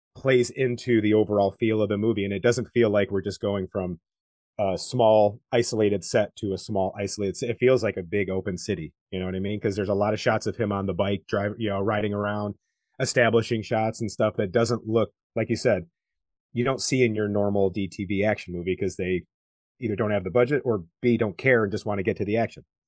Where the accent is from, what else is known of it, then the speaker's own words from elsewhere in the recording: United States; as an American